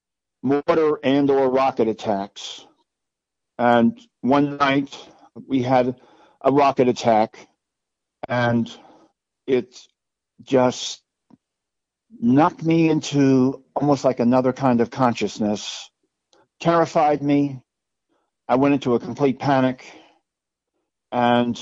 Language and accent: English; Orange County, New York, United States; I grew up in Orange County, New York.